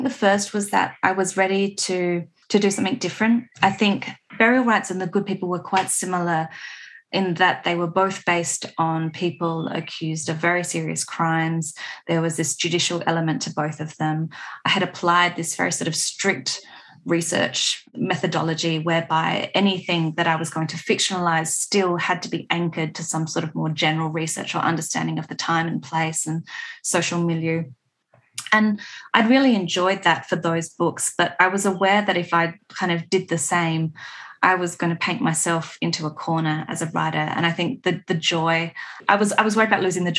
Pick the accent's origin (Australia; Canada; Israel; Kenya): Australia; Adelaide Hills, South Australia; also born or lived in Melbourne; I grew up on Paramount Country in the Adelaide Hills. I live here now.